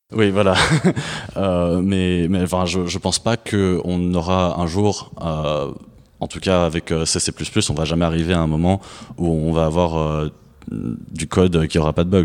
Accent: France; moved away as an adult; now in United States; je suis français et américain. Euh, j'ai vécu en France euh, presque toute ma vie, mais il y a quelques années, j'ai déménagé aux États-Unis

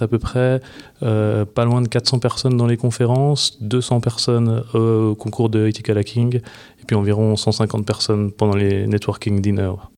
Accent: Switzerland; chez nous en Suisse

